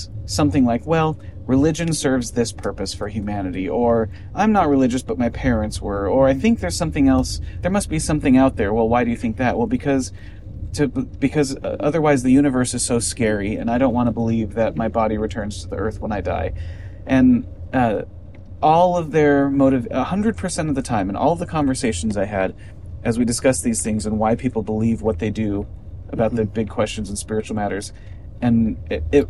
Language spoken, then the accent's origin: English; United States; as an American